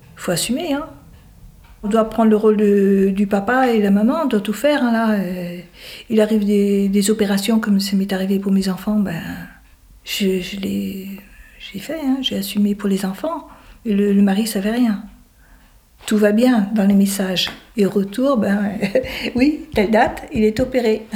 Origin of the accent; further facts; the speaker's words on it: Lorient, Brittany, France; also born or lived in Groix / Caudan; Mes parents, ils habitaient Groix, mais je suis née à Lorient